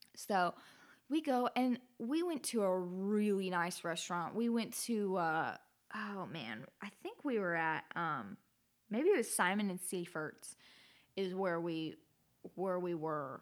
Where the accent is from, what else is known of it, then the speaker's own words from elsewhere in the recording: Alaska, United States; growing up in Alaska